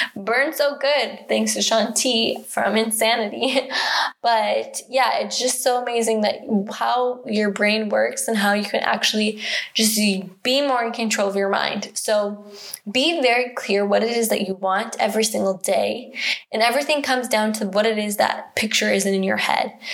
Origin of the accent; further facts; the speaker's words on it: United States; I'm American